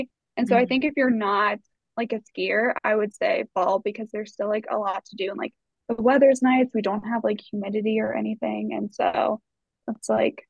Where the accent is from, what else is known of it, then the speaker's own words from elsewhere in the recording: East Coast, United States; I think growing up on the East Coast, just like seeing the mountains every day, like it just still feels special.